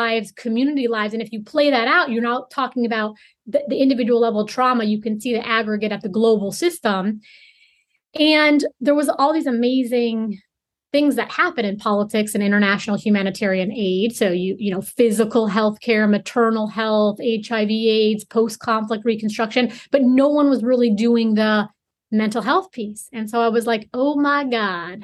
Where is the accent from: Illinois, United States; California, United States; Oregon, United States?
Illinois, United States; Chicago; I'm from Chicago, Illinois